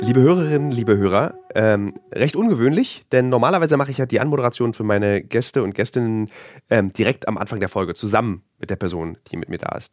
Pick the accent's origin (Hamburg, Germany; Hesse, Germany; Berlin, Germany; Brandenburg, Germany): Berlin, Germany; ich komme aus Ostberlin